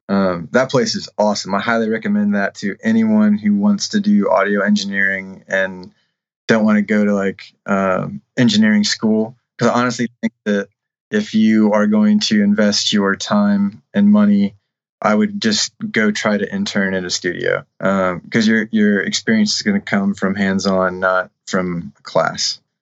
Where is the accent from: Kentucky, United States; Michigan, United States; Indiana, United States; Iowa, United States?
Indiana, United States; Shipshewana; I grew up in Shipshewana, Indiana